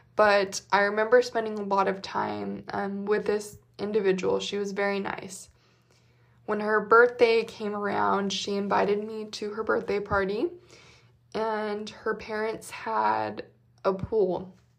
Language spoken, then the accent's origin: English; Utah, United States; moved away as an adult; now in Texas, United States; growing up in Utah